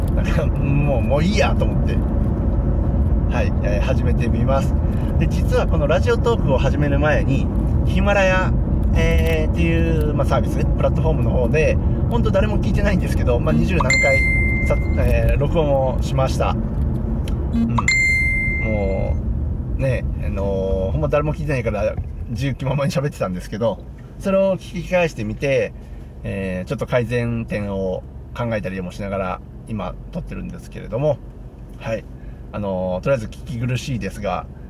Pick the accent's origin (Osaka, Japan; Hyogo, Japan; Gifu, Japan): Osaka, Japan; Takatsuki; moved away as an adult; also born or lived in Tokorozawa, Saitama / Tokyo; now in Takashima, Japan; もともと地元は大阪府の高槻市で、そこで30年くらい ?30 年ちょい、えー、暮らしていました